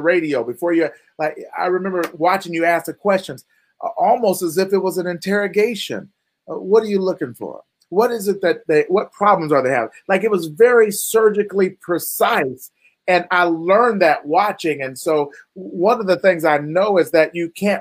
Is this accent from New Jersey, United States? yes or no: no; Topeka, Kansas, United States; from Topeka, Kansas.